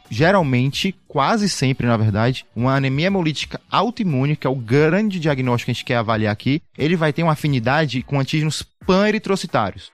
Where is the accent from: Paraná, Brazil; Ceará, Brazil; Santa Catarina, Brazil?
Ceará, Brazil; Fortaleza; moved away as an adult; now in São Paulo, Brazil; Sou de Fortaleza, sou aqui em São Paulo há 5 anos